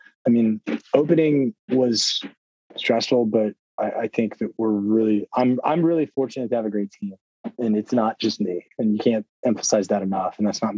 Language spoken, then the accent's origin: English; the South, United States; because I am from the South and officially want to get back South.